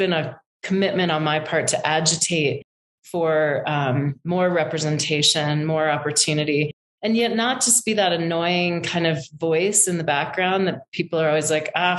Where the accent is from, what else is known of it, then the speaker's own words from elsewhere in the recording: rural Maine, United States; I grew up in rural Maine in a tiny little town that was, you know, an old mill, like woolen mill town, 5,000 people